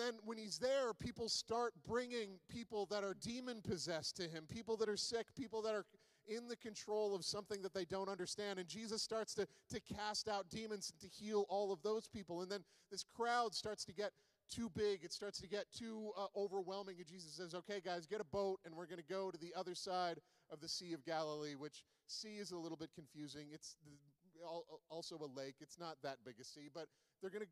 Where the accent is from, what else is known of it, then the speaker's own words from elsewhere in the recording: Charlottetown, Prince Edward Island, Canada; now in Alberta, Canada; I am from Charlottetown, Prince Edward Island, and I took oceanography in grade 11